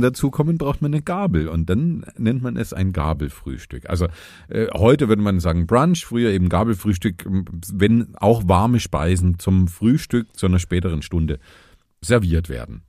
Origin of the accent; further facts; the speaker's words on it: Vogtland, southern Saxony, Germany; in meiner Heimat in in Südsachsen im Vogtland da wo ich geboren bin